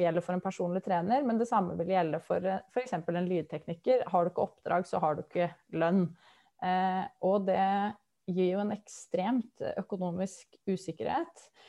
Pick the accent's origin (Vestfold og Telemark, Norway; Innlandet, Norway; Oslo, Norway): Innlandet, Norway; Lillehammer; moved away as an adult; now in Vestfold, Norway; Jeg kommer fra Lillehammer, så jeg har jo et bankende hjerte for, eh, for Innlandet også, i tillegg til at jeg bor i Vestfold, og bodd der i snart ti år.